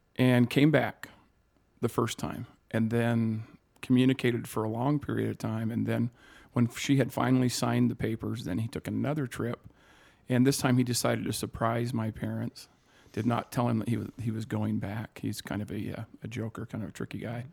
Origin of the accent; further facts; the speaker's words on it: Sioux City, Iowa, United States; born in Sioux City, Iowa